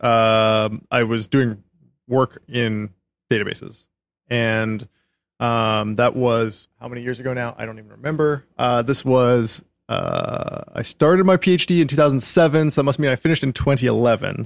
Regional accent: Calgary, Alberta, Canada; moved away as an adult; I grew up in Calgary, Canada

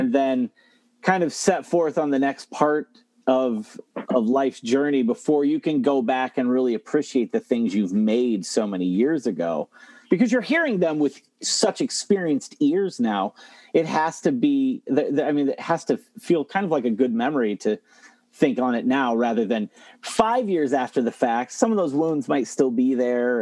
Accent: Toledo, Ohio, United States; I'm from Ohio. I'm from the Toledo area.

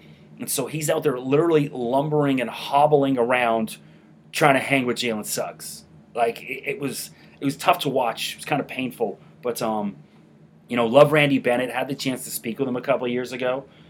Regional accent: Toronto, Ontario, Canada; growing up in Toronto, I was a diehard Buffalo Bills fan for many years

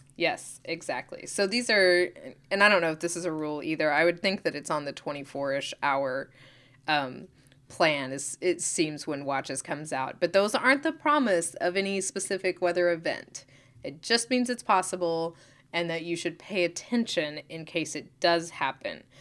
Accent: Oklahoma, United States; I'm from Oklahoma

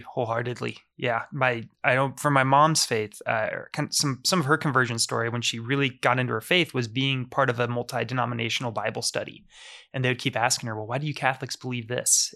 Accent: Omaha, Nebraska, United States; I grew up here in Omaha, Nebraska.

